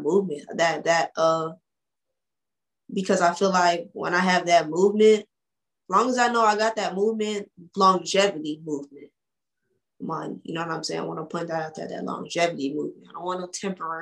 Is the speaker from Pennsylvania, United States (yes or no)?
no; Orlando, Florida, United States; I've been in Orlando all my life.